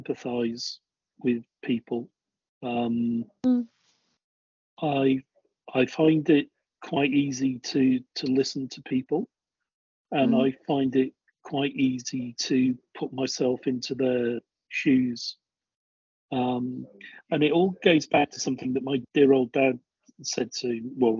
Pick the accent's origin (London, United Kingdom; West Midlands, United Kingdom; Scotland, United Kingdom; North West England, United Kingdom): North West England, United Kingdom; Crewe; also born or lived in North Dorset; now in Dorset, United Kingdom; I grew up in Crewe